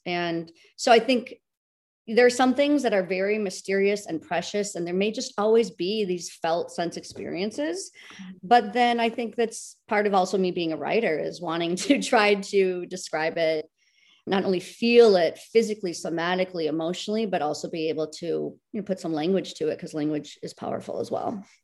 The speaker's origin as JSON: {"language": "English", "country": "United States", "said": "a American, you know, a woman in the Western world"}